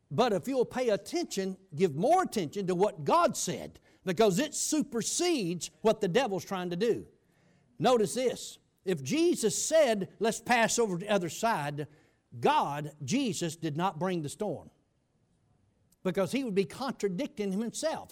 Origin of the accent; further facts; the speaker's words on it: United States; I grew up on the Chattahoochee River